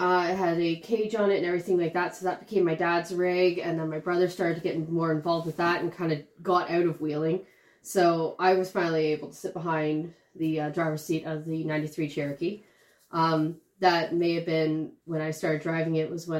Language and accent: English; Toronto, Ontario, Canada; Yeah, I grew up out, in downtown Toronto. Then I moved out to the suburbs for a little bit.